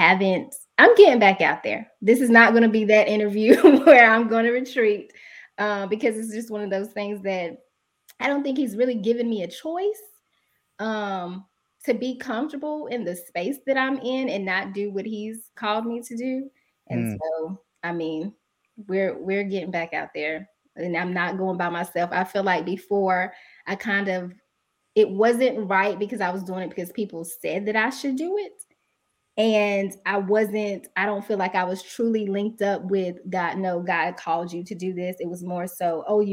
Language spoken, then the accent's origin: English; Asheboro, North Carolina, United States; moved away as an adult; now in Winston-Salem, United States; My hometown is Asheboro, North Carolina, Zoo City